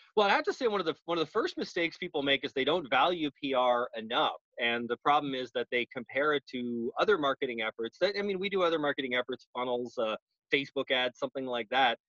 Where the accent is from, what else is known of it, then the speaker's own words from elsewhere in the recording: Canada; now in United States; I'm Canadian.